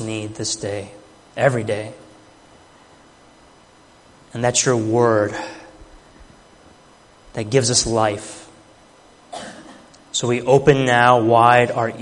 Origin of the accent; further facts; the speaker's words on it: Chicago, Illinois, United States; moved away as an adult; now in Philadelphia, United States; I was born and raised in the Chicago area all through high school